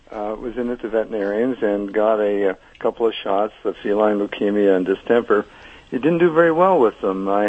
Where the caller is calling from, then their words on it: Sarasota, Florida, United States; uh, Sarasota, Florida.